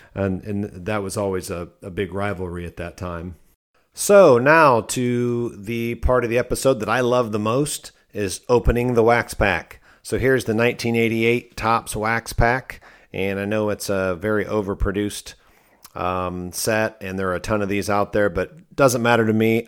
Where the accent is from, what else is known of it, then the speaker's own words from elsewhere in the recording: Fort Recovery, Ohio, United States; moved away as an adult; now in Searcy, Arkansas, United States; I'm originally from Ohio